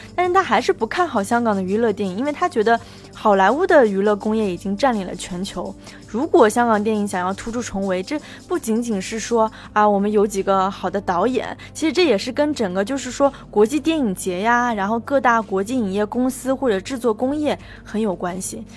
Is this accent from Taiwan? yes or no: no; China; 我们内地人